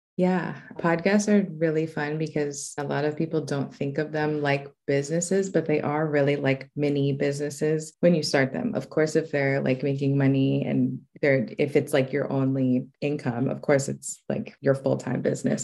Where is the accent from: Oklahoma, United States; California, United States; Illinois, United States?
California, United States; Los Angeles; I was raised in Los Angeles in the South Bay area.